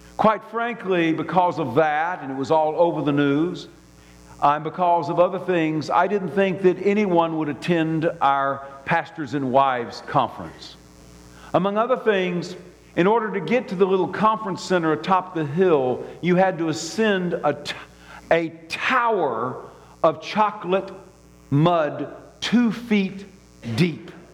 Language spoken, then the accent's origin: English; Birmingham, Alabama, United States; I grew up in Birmingham, Alabama.